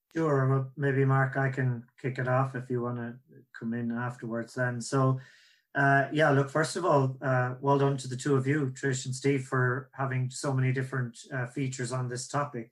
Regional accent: Ireland; accent: Irish; that's my Irish accent

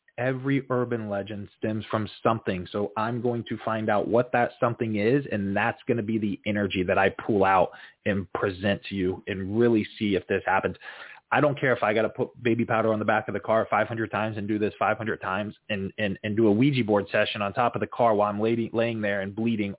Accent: Florida, United States; I grew up, born and raised in Florida

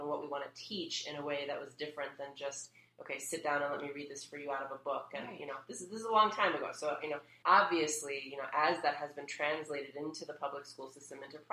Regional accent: United States; I was born here in the States

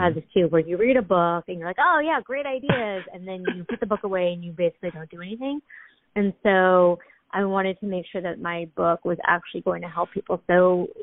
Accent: San Francisco, California, United States; moved away; I grew up in San Francisco. I'm you know, second generation American in a small Chinese American community in San Francisco.

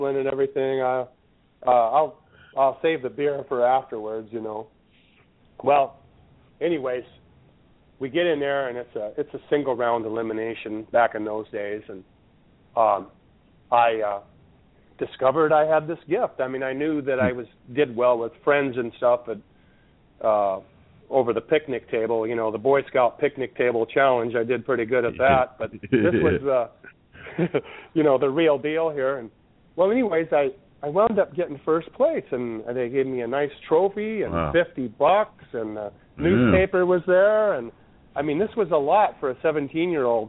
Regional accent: Sturgis, South Dakota, United States; moved away; also born or lived in Washington; my hometown was the next town over in Sturgis, where all the motorcycles rally every year. That's where I went to middle school and high school

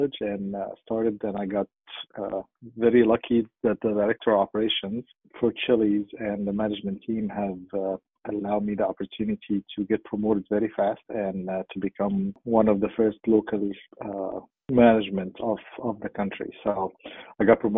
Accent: Cairo, Cairo Governorate, Egypt; moved away as an adult; also born or lived in Dubai, United Arab Emirates; now in United States; I'm originally from Cairo, Egypt, and born and raised, and went to school there.

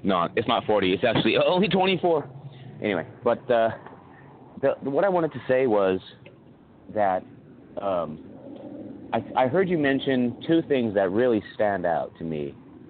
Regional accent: Scotland, United Kingdom; But you have to remember that you can't, I'm not white because I'm Scottish.

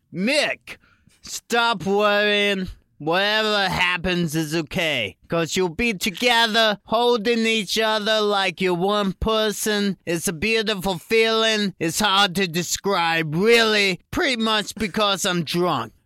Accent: Virginia, United States; I grew up in Virginia, so sometimes you would get snow days

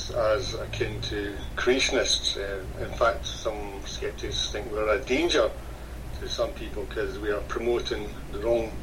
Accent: Glasgow, Scotland, United Kingdom; I lived in Glasgow, which is about 150 miles south of Loch Ness

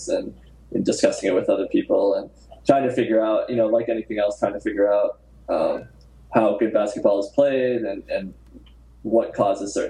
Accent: Southern Connecticut, United States; I grew up in Southern Connecticut

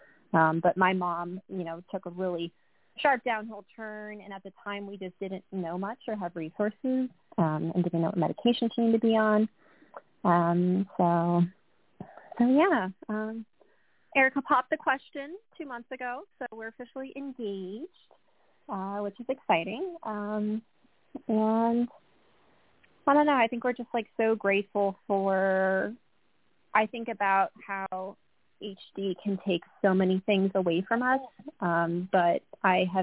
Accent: Ohio, United States; moved away as an adult; now in Raleigh, United States; I'm from Ohio

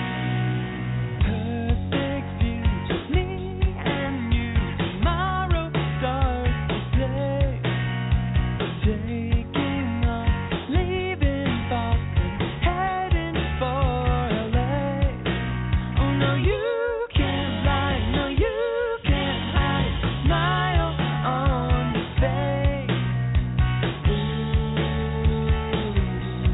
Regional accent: Los Angeles, California, United States; also born or lived in Boston; Moved to my hometown here in Los Angeles

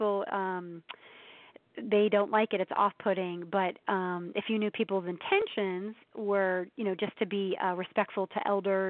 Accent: Ohio, United States; now in Atlanta, United States; I'm from the Midwest. I'm from Ohio, so they're pretty down-to-earth people.

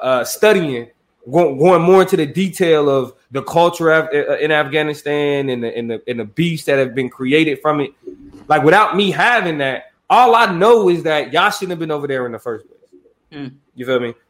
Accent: United States; I'm an American citizen

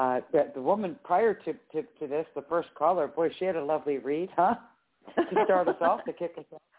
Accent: Philadelphia, Pennsylvania, United States; from Pennsylvania, Philadelphia.

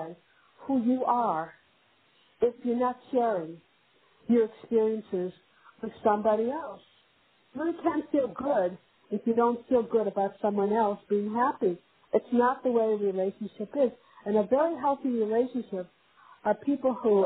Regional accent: New Jersey, United States; also born or lived in Cleveland, Ohio; I'm from New Jersey

